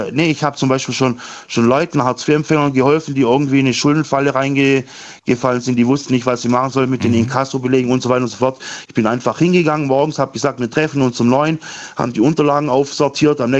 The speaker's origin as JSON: {"language": "German", "town": "Rottweil", "region": "Baden-Württemberg", "country": "Germany", "said": "Ja, ich komme aus Rottweil."}